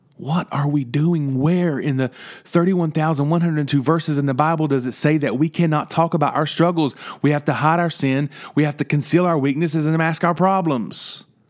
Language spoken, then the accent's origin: English; West Virginia, United States; moved away; Growing up in West Virginia, seeing trees became normal until I moved away